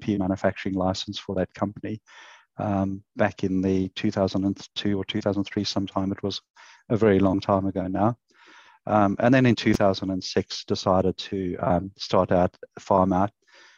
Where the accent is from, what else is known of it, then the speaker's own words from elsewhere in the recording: South Africa; moved away as an adult; also born or lived in Queensland, Australia; now in Australia; it's not a Queensland accent, so I came from South Africa and arrived in the country in 2001